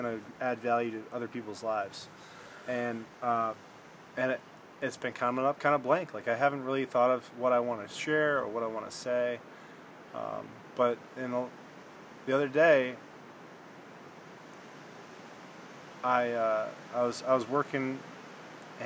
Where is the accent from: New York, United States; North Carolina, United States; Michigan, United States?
Michigan, United States; we're both from Michigan